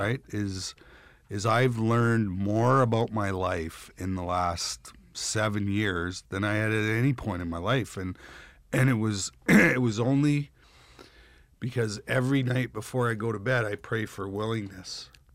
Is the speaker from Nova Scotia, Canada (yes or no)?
no; Russell, Manitoba, Canada; moved away; I'm from Russell, Manitoba, and I'm in Los Angeles, California